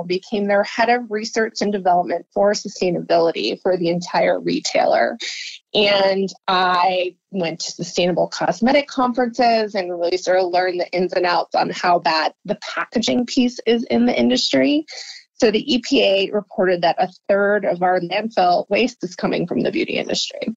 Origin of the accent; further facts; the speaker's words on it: New Jersey, United States; moved away as an adult; now in San Francisco, United States; I grew up in New Jersey and I came out to San Francisco about 16 years ago to get my master's